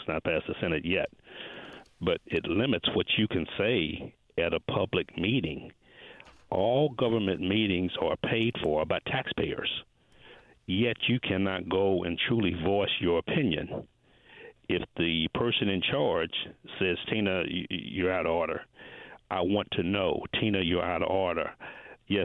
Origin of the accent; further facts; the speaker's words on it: Indianapolis, Indiana, United States; I grew up in Brightwood